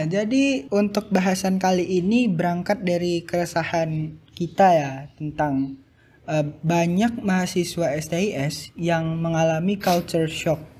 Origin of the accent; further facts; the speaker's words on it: North Sumatra, Indonesia; now in Jakarta, Indonesia; aku dari Sumatera Utara